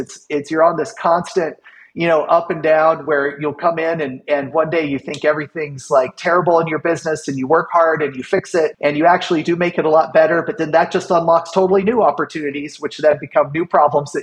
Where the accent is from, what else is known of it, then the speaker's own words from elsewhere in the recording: Kansas, United States; moved away as an adult; I started my first company when I was 17, growing up in Kansas.